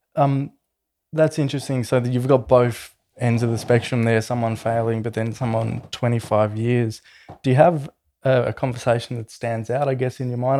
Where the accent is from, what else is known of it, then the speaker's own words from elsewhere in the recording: Melbourne, Victoria, Australia; I grew up in Melbourne, um, watching Jim's trucks all around my neighbourhood